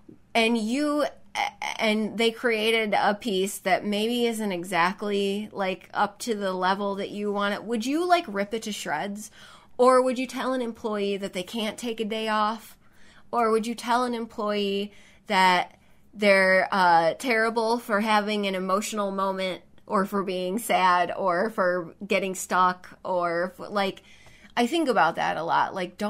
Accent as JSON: {"language": "English", "region": "the South", "country": "United States", "accent": "Southern", "said": "especially my Southern accent."}